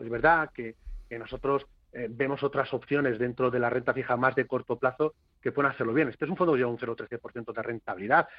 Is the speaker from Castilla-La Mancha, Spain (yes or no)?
yes; Castilla-La Mancha, Spain; no soy gallego, ya saben ustedes que soy castellano manchego.